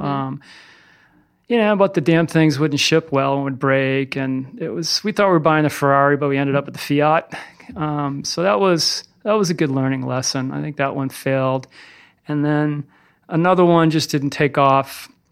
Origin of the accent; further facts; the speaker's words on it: Littleton, Massachusetts, United States; now in Burlington, United States; I grew up in Littleton, Massachusetts, about thirty-five miles outside of Boston. I'm a mass hole through and through